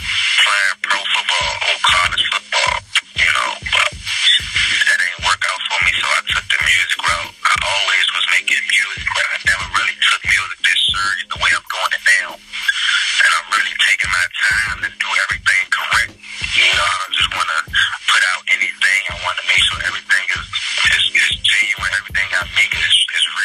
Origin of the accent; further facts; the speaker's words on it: Washington, District of Columbia, United States; I'm from Washington, D.C. Just grew up in Southeast.